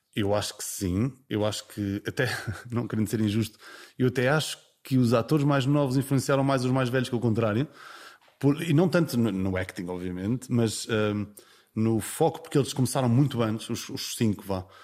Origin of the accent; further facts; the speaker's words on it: Vila Franca do Campo, Azores, Portugal; accent: Micaelense; eu sou de São Miguel e, e cresci com pronúncia